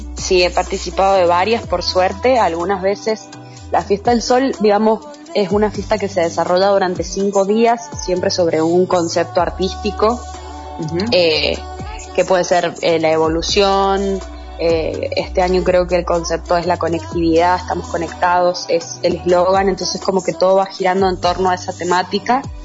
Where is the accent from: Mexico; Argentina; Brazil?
Argentina; San Juan; also born or lived in Mendoza; soy de San Juan y bueno, salí del secundario y me fui a estudiar artes dramáticas en la UNCuyo